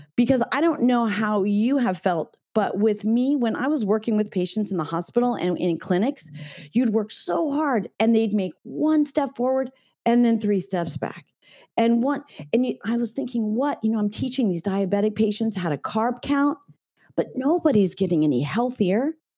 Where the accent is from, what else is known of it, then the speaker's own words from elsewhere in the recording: Northern California, United States; I grew up in Northern California.